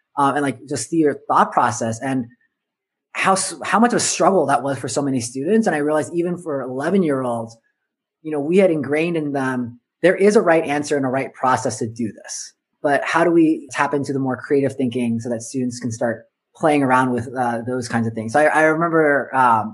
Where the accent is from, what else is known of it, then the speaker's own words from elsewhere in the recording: Southern California, United States; I grew up in Southern California.